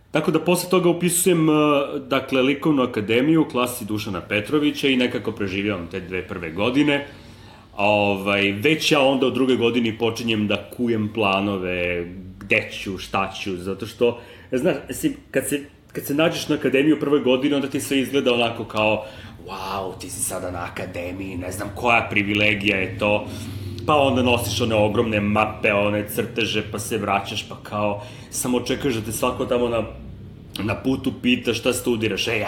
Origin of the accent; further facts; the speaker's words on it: Belgrade, Serbia; moved away as an adult; also born or lived in The Hague; ovde kod nas u Beogradu.